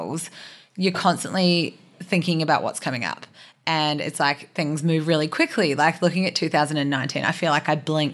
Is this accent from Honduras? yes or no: no; New Zealand; moved away; I'm from New Zealand and I actually don't have any family here